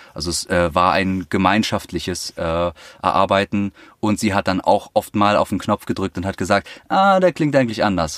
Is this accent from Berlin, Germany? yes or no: yes; Berlin, Germany; ich komme aus Berlin